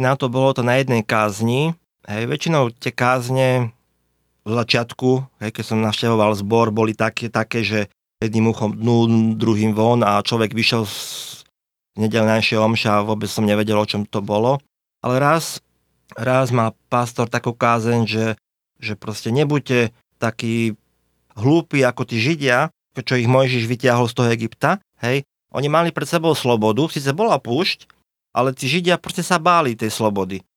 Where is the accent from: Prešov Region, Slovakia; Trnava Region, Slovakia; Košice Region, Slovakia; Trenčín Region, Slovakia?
Prešov Region, Slovakia; Poprad; now in Bratislava, Slovakia; Žijeme tu v Bratislave už od roku 2000, pochádzame z Popradu, sme Rómovia